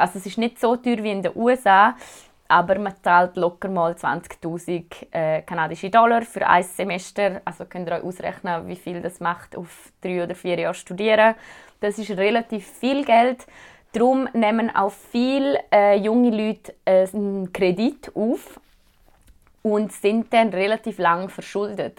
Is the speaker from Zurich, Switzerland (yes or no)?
yes; Zurich, Switzerland; moved away as an adult; now in Thunder Bay, Canada; mich als Schweizerin